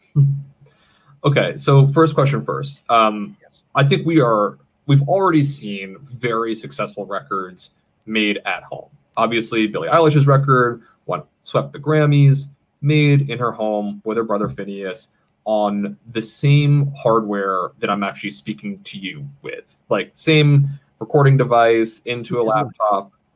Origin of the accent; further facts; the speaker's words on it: Maine, United States; moved away as an adult; now in Los Angeles, United States; I grew up in the state of Maine